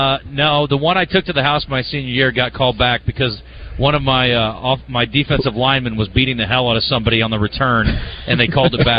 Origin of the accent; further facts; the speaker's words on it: Polk County, Iowa, United States; I grew up in Polk County, Iowa.